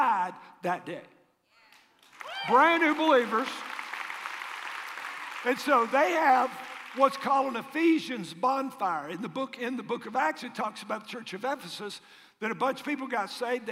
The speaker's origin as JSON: {"language": "English", "region": "Tennessee", "country": "United States", "said": "where are you from? Tennessee"}